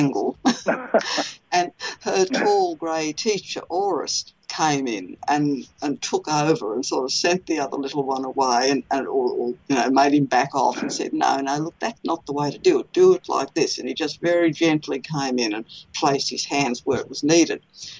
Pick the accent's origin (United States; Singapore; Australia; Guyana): Australia; I'm Australian